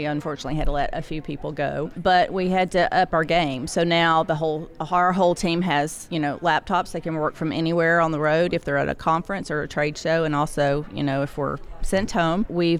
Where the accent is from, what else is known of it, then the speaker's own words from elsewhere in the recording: Nashville, Tennessee, United States; accent: Southern; I'm from Nashville.